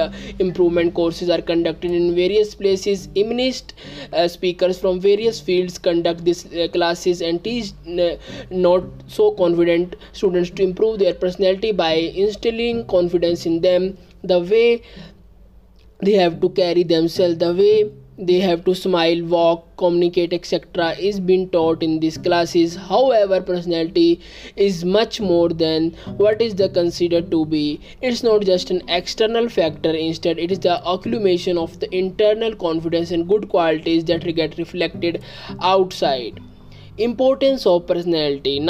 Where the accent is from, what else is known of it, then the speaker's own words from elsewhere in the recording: India; I am from India.